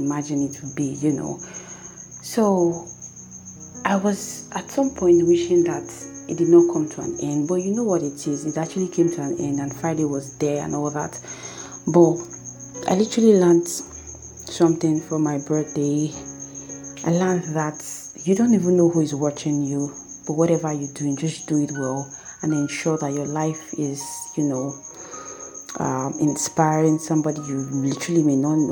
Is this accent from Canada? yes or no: no; Nigeria; I am a Nigerian